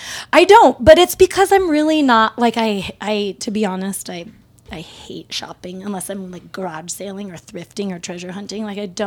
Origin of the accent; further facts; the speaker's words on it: Redmond, Oregon, United States; moved away; also born or lived in Portland, Oregon; did most of my, like, growing years in Central Oregon, north of Bend, before Bend was cool.